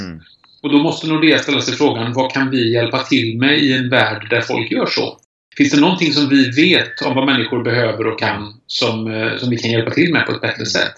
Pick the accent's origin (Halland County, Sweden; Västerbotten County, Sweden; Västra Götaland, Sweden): Halland County, Sweden; Kungsbacka; Började på lokaltidningen hemma i Kungsbacka på västkusten när jag växte upp